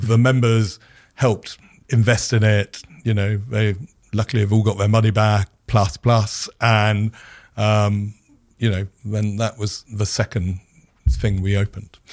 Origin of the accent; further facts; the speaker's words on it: United Kingdom; being a Brit